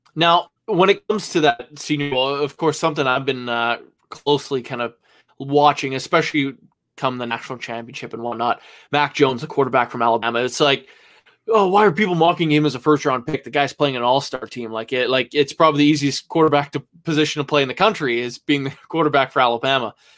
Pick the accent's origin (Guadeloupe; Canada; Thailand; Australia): Canada; I'm Canadian